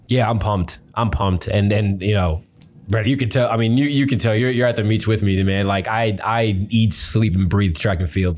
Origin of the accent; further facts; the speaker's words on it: Miami, Florida, United States; moved away as an adult; also born or lived in Fort Lauderdale, Florida / Ohio; now in Big Rapids, United States; growing up in Miami